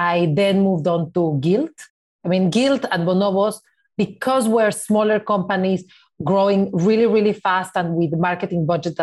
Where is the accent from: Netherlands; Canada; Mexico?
Mexico; Mexico City; moved away as an adult; now in New York, United States; I grew up in Mexico City as part of the Jewish community in Mexico